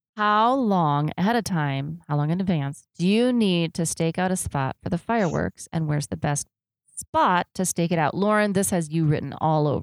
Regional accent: Chicago, Illinois, United States; I grew up in Chicago, and north of Chicago is a little town called Gurnee, Illinois

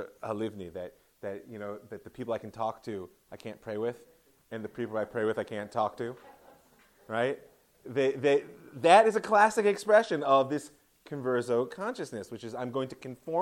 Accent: Ohio, United States; I'm from Ohio, so Toledo University

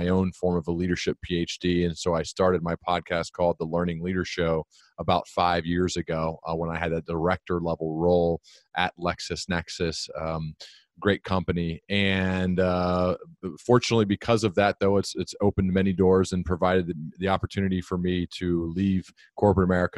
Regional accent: Dayton, Ohio, United States; I grew up here in Dayton, Ohio

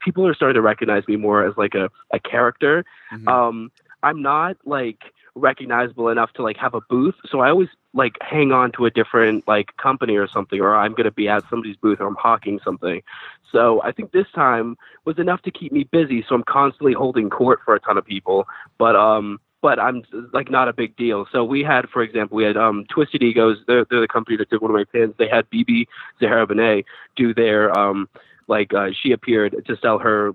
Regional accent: United States; moved away; also born or lived in Los Angeles; I'm in my hometown right now. It's like 4 hours south of Washington, D.C.

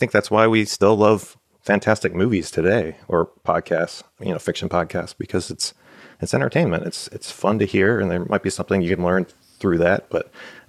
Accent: Cannelton, Pennsylvania, United States; Growing up in Canton, especially, my grandfather loved to tell the story of Barbara Davidson.

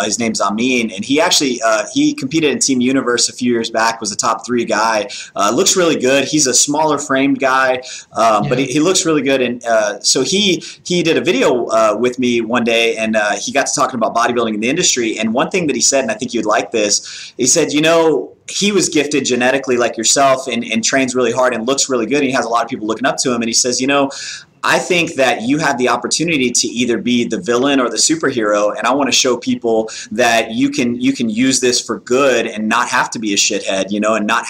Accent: the South, United States; growing up in the South and then with the Marine Corps background

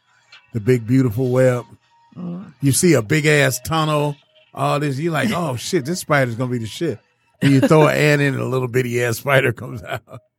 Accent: California, United States; growing up in California

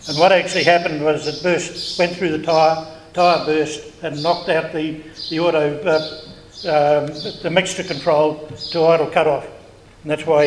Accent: Ardmore, Auckland, New Zealand; now in Snells Beach, New Zealand; I'm originally from Ardmore

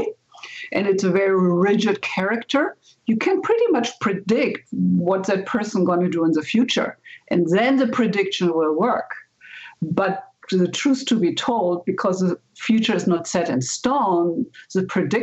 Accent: Germany; moved away as an adult; now in United States; I'm originally from Germany. And when I came to the States

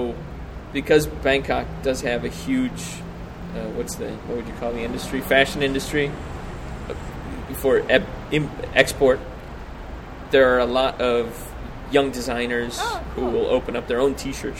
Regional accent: United States; moved away as an adult; now in Koh Lanta, Thailand; when I moved down there as an American

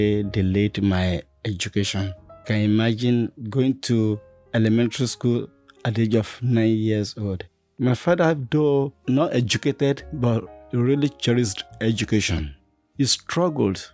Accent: Ibadan, Oyo, Nigeria; moved away as an adult; now in United States; I was born in Ibadan, Oyo State, Nigeria

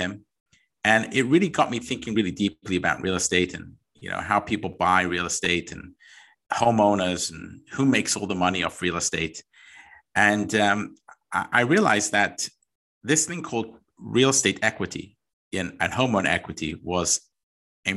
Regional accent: London, United Kingdom; I am originally from England. So that's where I was born, 1978

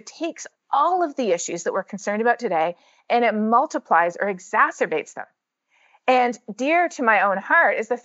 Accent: Canada; moved away as an adult; now in United States; growing up in Canada, especially with a science teacher dad

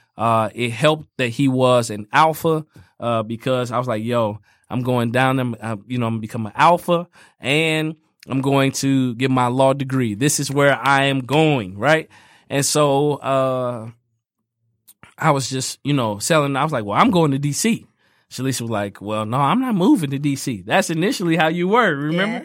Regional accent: Fort Wayne, Indiana, United States; moved away; I grew up in Fort Wayne, Indiana, where everything is fifteen minutes away.

